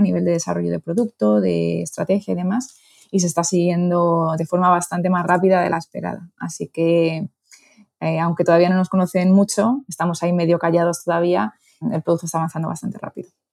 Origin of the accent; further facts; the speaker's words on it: Toledo, Castilla-La Mancha, Spain; moved away as an adult; also born or lived in Madrid / Miami / New York; soy de Toledo, pero estudié en Madrid